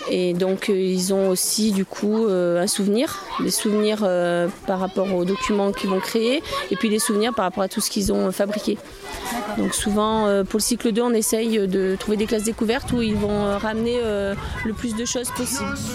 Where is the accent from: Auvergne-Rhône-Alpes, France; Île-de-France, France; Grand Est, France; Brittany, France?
Auvergne-Rhône-Alpes, France; Puy-de-Dôme; moi je suis du Puy de Dôme